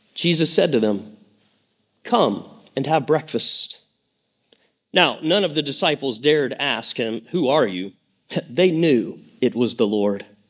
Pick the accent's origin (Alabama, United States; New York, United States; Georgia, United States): Georgia, United States; Lake Lanier, northeast; I grew up on Lake Lanier. Uh, it's in northeast Georgia, about an hour, uh, north of Atlanta